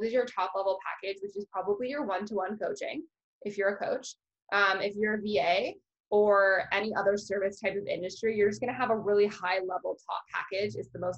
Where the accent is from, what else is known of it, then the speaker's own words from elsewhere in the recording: Canada; which is very frustrating as a Canadian to be like, I can't work with a Canadian coach because they charge in US dollars.